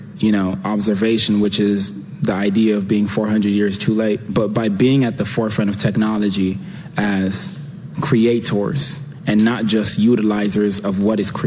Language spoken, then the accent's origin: English; United States; being a Ghanaian American, growing up, I experienced a lot of things